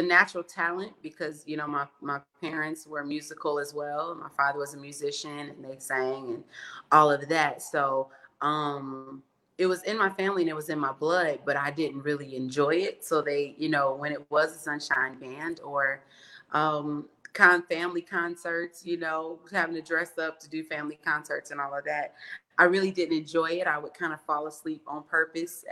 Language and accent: English; East St. Louis, Illinois, United States; now in Chicago, United States; I was born in East St. Louis, Illinois, and I now live in Chicago, Illinois.